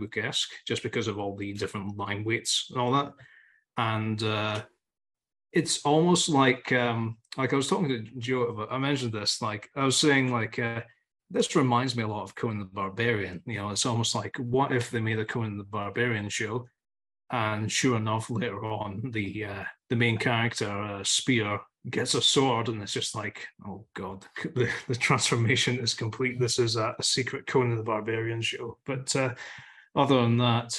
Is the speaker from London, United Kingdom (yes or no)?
no; Scotland, United Kingdom; Being Scottish